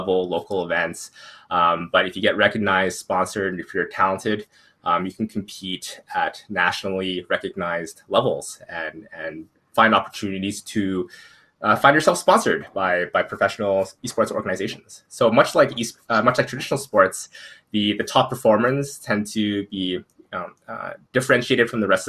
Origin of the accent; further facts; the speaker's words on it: Edmonton, Alberta, Canada; my hometown in Edmonton here